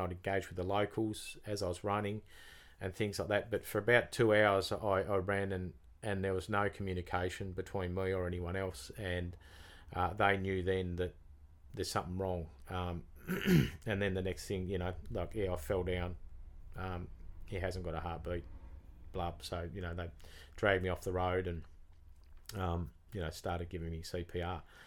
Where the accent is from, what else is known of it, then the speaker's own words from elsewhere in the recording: Tasmania, Australia; from Tasmania